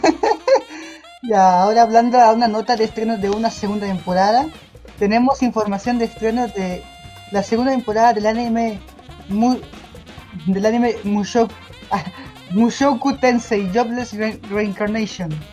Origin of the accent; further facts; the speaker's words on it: Chile; aquí en mi país, Chile